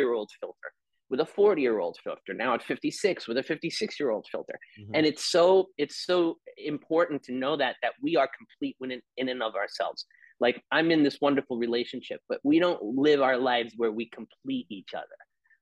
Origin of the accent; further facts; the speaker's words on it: New York, United States; I'm an Italian from New York